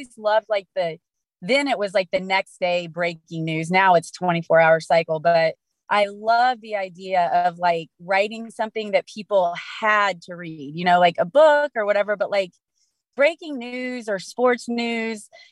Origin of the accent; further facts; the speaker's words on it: Greenfield, Indiana, United States; I was born and raised in Greenfield, Indiana, which is on the east side of Indianapolis.